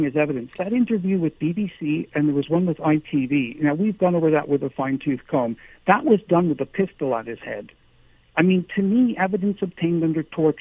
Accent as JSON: {"language": "English", "country": "Canada", "moved": "yes", "lives_now": "United Kingdom", "said": "my wife and I are both Canadian"}